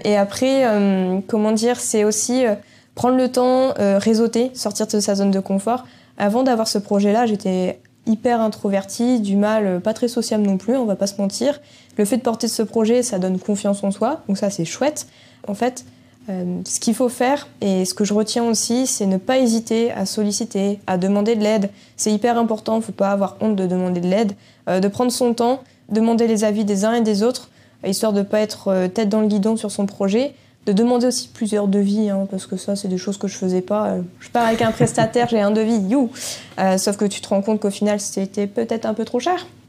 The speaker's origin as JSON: {"language": "French", "town": "Quimper", "region": "Brittany", "country": "France", "tie": "born or raised there", "said": "quand on est breton, on est, on est breton"}